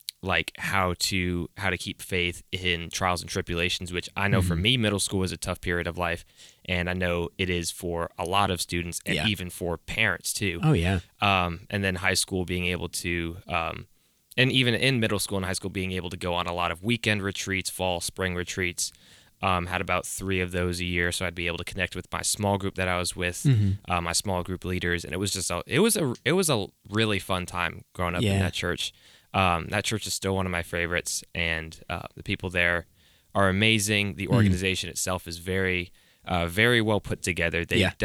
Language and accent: English; Atlanta, Georgia, United States; I'm from the Atlanta area, so real convenient that we're talking about mega churches and church plants because Atlanta is like the hub of mega churches.